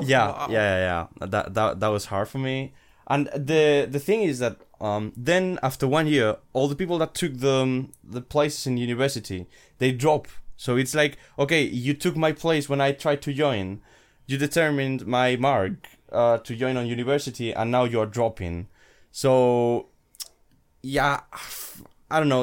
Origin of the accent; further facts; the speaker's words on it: Madrid, Community of Madrid, Spain; I'm from Madrid, Spain, and I'm studying third year of, uh, computer engineering here at Madrid.